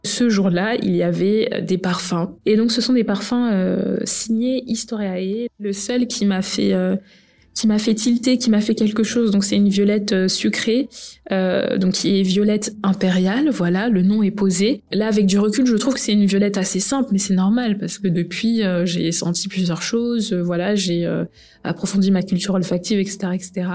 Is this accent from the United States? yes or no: no; France; Je suis née en France